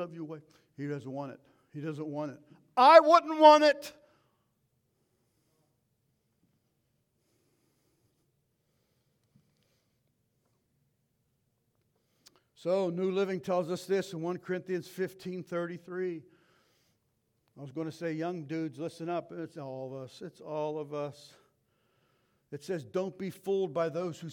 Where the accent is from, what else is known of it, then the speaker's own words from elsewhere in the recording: United States; as 2023 American Christians